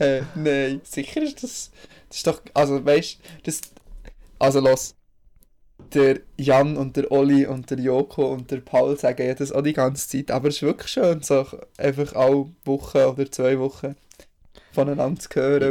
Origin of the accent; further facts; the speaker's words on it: Bern, Switzerland; als Berner